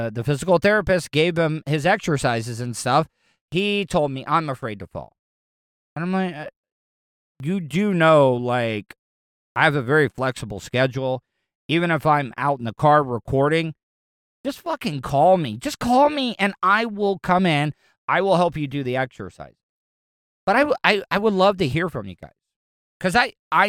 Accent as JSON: {"language": "English", "region": "the South", "country": "United States", "tie": "born or raised there", "said": "I grew up in the South"}